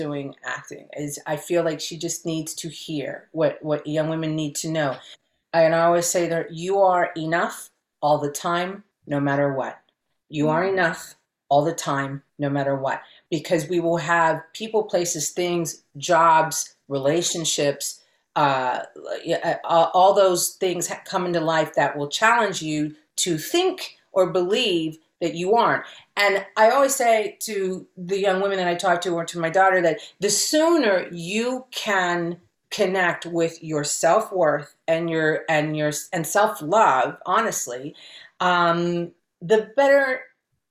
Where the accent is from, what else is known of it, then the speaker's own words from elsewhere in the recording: Cincinnati, Ohio, United States; first language Spanish; English is a second language; moved away as an adult; now in Los Angeles, United States; I was growing up in Ohio